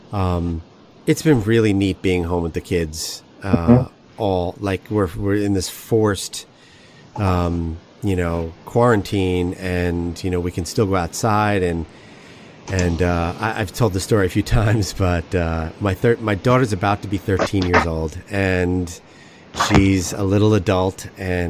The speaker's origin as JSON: {"language": "English", "region": "New Jersey", "country": "United States", "moved": "yes", "lives_now": "St. Louis, United States", "said": "We're from New Jersey"}